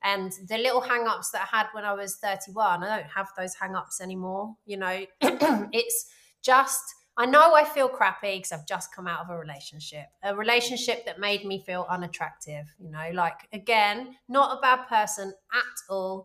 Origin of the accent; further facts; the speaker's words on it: London, United Kingdom; I'm from London